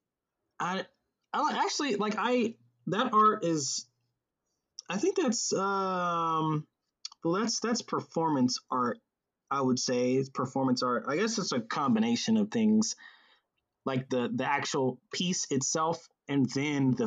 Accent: Atlanta, Georgia, United States; also born or lived in Charleston, South Carolina; I was 6 years old when we moved to Atlanta from Charleston, South Carolina. And when we got here

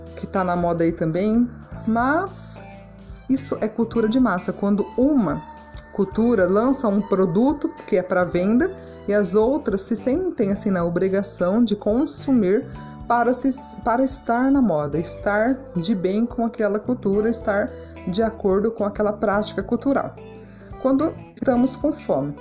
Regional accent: Brazil; como nós, brasileiros

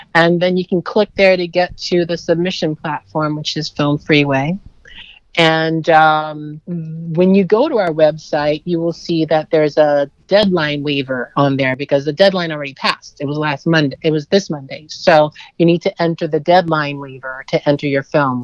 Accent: New York City, New York, United States; I was born in Brooklyn, New York.

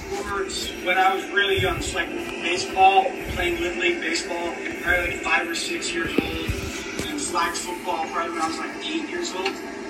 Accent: Pleasanton, California, United States; I was born in Pleasanton, California, and it's a suburb about 20 minutes outside of Oakland, California.

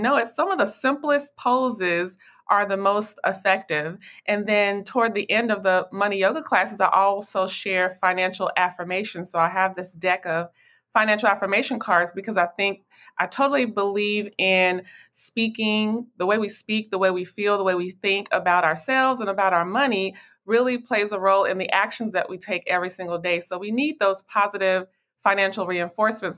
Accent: Nashville, Tennessee, United States; now in Dallas, United States; I am originally from Nashville, Tennessee, but I currently live here in Dallas, Texas.

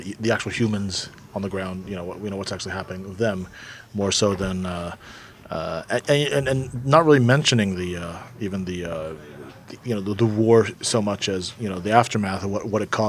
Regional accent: United States; an American

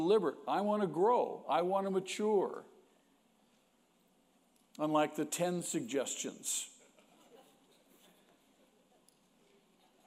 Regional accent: United States; We are Americans, aren't we? And we're proud of being Americans

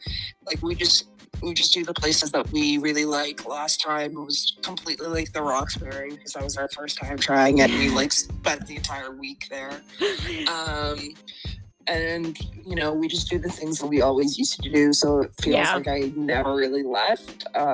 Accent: Halifax, Nova Scotia, Canada; accent: East Coaster; moved away as an adult; also born or lived in Kuwait; now in Alberta, Canada; When people ask where I'm from, I always say I'm from Halifax, and they're like, oh, but like, where are you really from? I'm like, that means nothing to me. Like I was born in Kuwait, but that literally means nothing to me. It was like 2 years of my life as a baby. Like Halifax is where I'm from.

